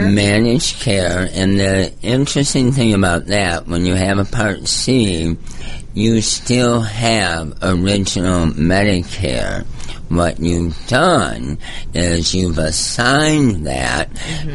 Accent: Michigan, United States; moved away as an adult; also born or lived in California / Georgia; I grew up in Michigan, moved to California, got into pharmaceutical sales

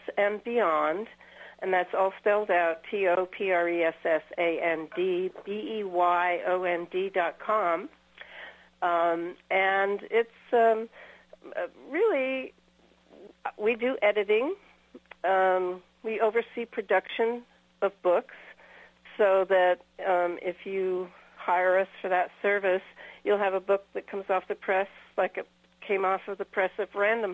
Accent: East Coast, United States; now in Santa Barbara, United States; being from the East Coast, I'm used to white Christmas

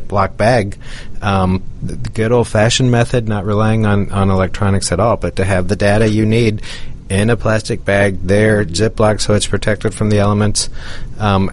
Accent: Minnesota, United States; I grew up in Minnesota

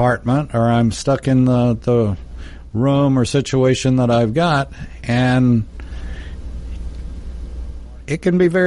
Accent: Texas, United States; I'm from Texas

